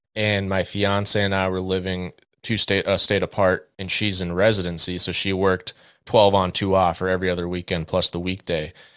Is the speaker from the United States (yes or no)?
yes; West Central Minnesota, United States; now in Twin Cities, United States; I grew up in West Central Minnesota